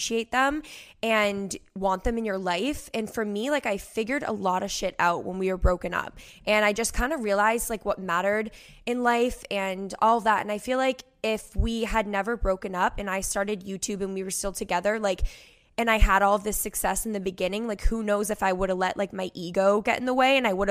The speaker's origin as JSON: {"language": "English", "area": "Cape Cod", "region": "Massachusetts", "country": "United States", "tie": "born or raised there", "also_born_or_lived": "Boston, Massachusetts", "said": "I grew up on Cape Cod, which is like a huge vacation spot in Massachusetts"}